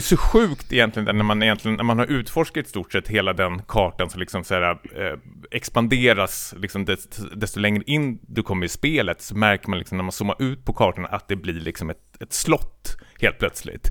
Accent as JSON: {"language": "Swedish", "town": "Stockholm", "region": "Stockholm County", "country": "Sweden", "said": "jag kommer från Stockholm, västerort"}